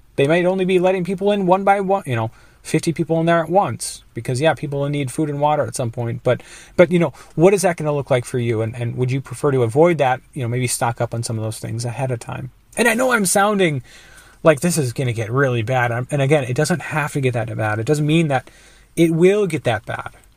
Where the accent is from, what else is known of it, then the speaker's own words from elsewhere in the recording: Minnesota, United States; I'm from Minnesota